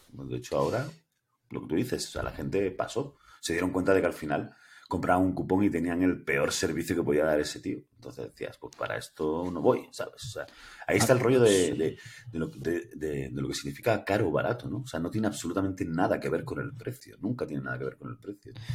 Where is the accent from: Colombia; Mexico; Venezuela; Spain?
Spain; Granada, Andalusia; yo soy andaluz, soy granadino, eh, tengo 46 años